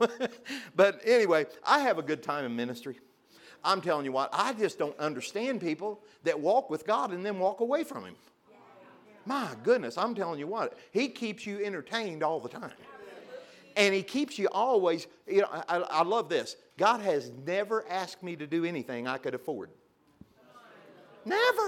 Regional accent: Pilot Knob, Missouri, United States; I grew up in a little town called Pilot, not Missouri. 532 people

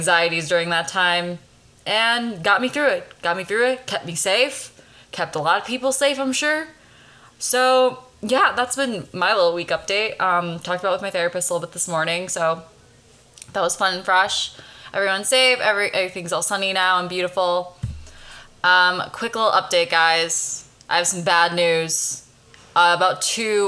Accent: Chicago, Illinois, United States; now in Los Angeles, United States; I'm from Chicago originally

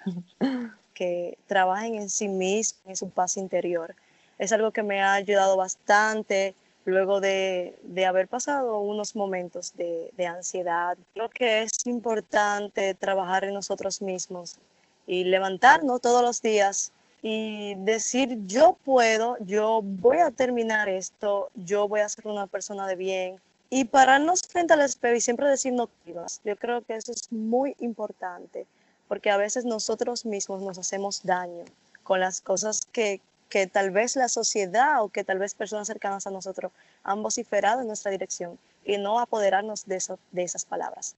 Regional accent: Dominican Republic; aquí en Dominicana

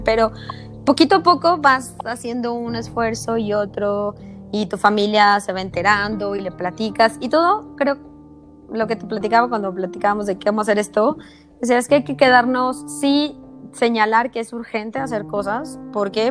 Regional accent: Mexico City, Mexico; soy chilanga

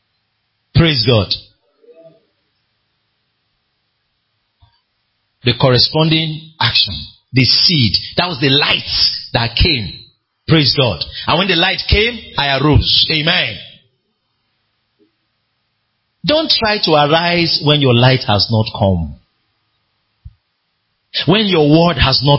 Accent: Nigeria

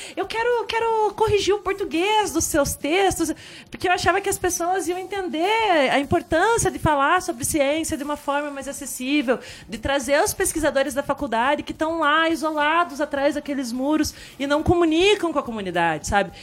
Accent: Telêmaco Borba, Paraná, Brazil; now in Ponta Grossa, Brazil; lá em Telemaco morava numa casa com quintalzão, tá, pegava meu violão, curtia um monte. Cheguei aqui em Ponta Grossa

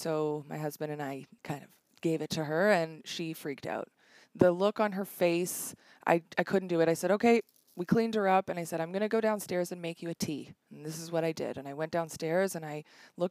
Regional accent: Toronto, Ontario, Canada; originally I'm from Toronto

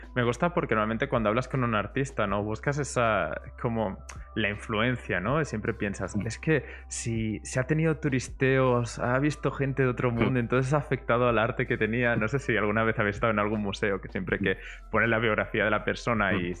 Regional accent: Barcelona, Catalonia, Spain; yo vengo de Barcelona

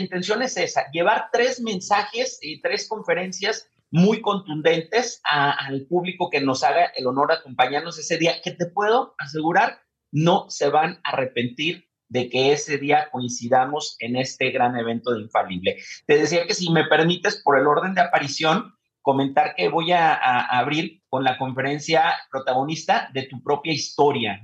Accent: Guadalajara, Jalisco, Mexico; Nosotros somos tapatíos orgullosamente

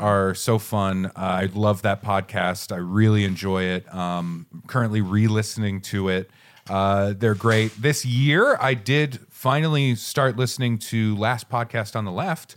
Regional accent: southern Maine, United States; I am from Maine

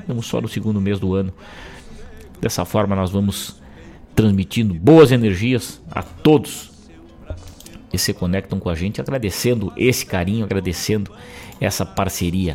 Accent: Rosário do Sul, Rio Grande do Sul, Brazil; moved away; lá na minha terra natal

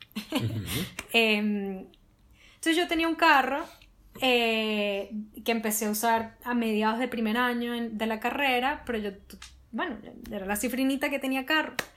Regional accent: Venezuela; nosotros como venezolanos

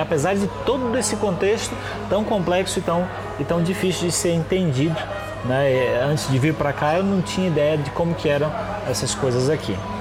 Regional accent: Brazil; moved away as an adult; now in China; nós que somos brasileiros e a gente tá aqui na China

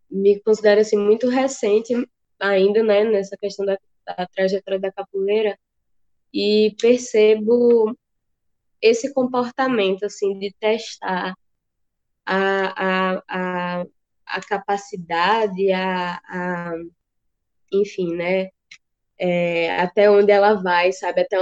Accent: Juazeiro, Brazil; assim, sou daqui de Juazeiro

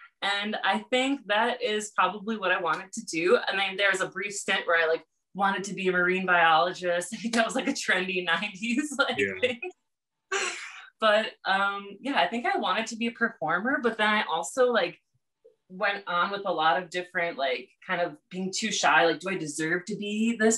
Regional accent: Hartford, Wisconsin, United States; moved away; I'm from Wisconsin, from Hartford, Wisconsin, which is now about 15,000 people

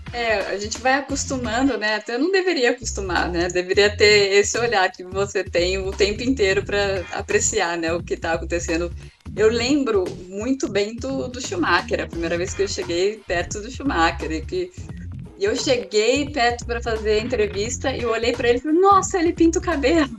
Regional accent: Águas de Lindóia, São Paulo, Brazil; moved away; Eu Fui criada em Águas de Lindóia, uma cidade pequenininha do interior de São Paulo, com 12 mil habitantes

